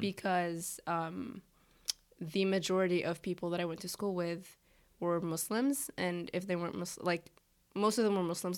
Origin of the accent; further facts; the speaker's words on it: Egypt; now in United States; I'm from Egypt